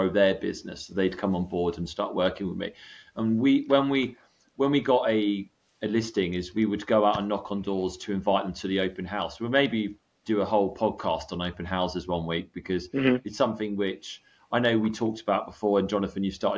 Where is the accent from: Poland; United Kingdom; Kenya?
United Kingdom; moved away as an adult; also born or lived in California, United States; I was British, I feed myself as a British real estate agent